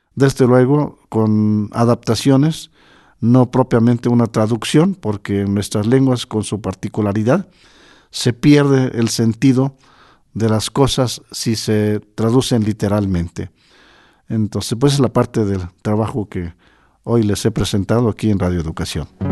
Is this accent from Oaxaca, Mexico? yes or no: yes; Totontepec Villa de Morelos, Oaxaca, Mexico; moved away; Mi orgullo es haber nacido en mi pueblo Totontepec. Yo soy mije donde quiera